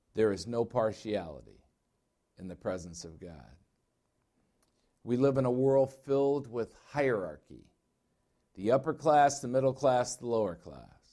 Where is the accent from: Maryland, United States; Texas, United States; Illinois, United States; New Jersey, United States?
Illinois, United States; now in Arizona, United States; I'm from Illinois